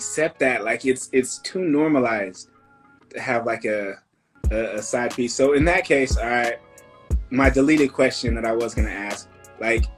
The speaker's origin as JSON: {"language": "English", "region": "Northern California", "country": "United States", "tie": "born or raised there", "moved": "yes", "lives_now": "Los Angeles, United States", "said": "growing up in Northern California, especially during, like, the hikey movement and, like, Chico"}